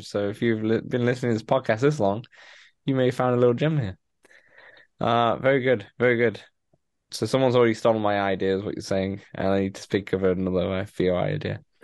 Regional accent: United Kingdom; a lot of British people love it because, you know, we grew up on Top Gear.

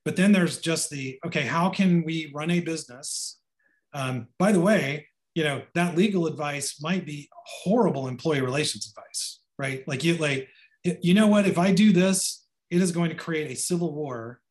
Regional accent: Sapulpa, Oklahoma, United States; also born or lived in Rock Island, Illinois; I grew up mostly in Oklahoma. So the sort of how am I here is because I was born here and raised mostly here.

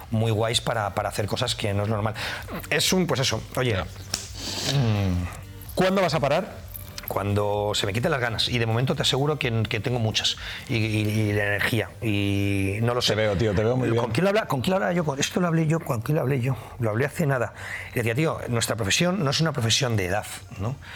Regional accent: Madrid, Community of Madrid, Spain; necesito rápidamente eh, estar en mi ciudad. Soy muy, muy, soy muy de Madrid, muy de Madrid.

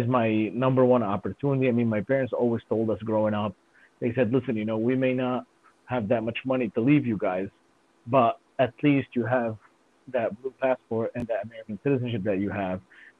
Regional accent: Lebanon; moved away as an adult; also born or lived in Zahle, Lebanon; now in United States; I was born actually here and left when I was about 2 years old. My parents took me back to Lebanon to go to school in Lebanon to be able to learn about the culture, learn French, learn Arabic, and learn also religion

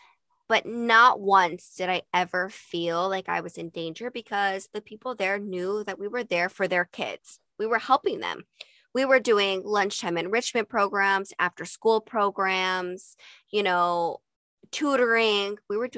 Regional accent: Utah, United States; and growing up in Utah, I never got that.

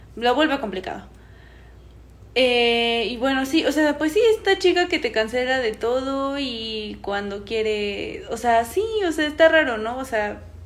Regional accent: State of Mexico, Mexico; nosotros somos de Estado de México

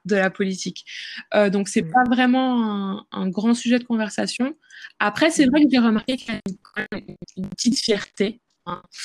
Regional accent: France; moved away as an adult; now in Seoul, South Korea; en tant que Française

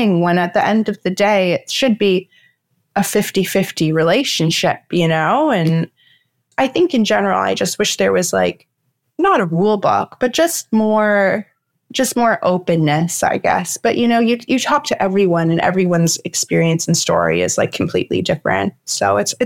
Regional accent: Toronto, Ontario, Canada; I grew up in the Junction, and now I live more downtown

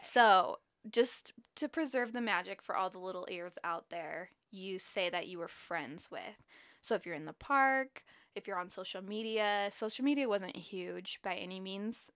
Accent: Utah, United States; I grew up in Utah, and I have lived in Utah basically my whole life

